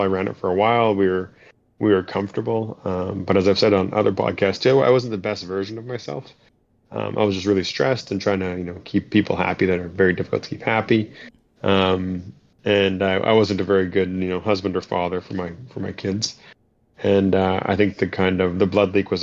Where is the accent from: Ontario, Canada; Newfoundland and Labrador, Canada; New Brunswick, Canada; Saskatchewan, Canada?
Ontario, Canada; Thunder Bay; We moved back here, and here being my hometown of Thunder Bay, which is in Northern Ontario